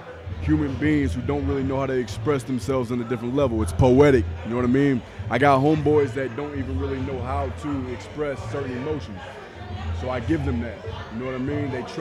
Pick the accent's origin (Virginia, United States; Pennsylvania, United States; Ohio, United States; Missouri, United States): Missouri, United States; St. Louis; also born or lived in California; now in Kansas City, United States; I'm from St. Louis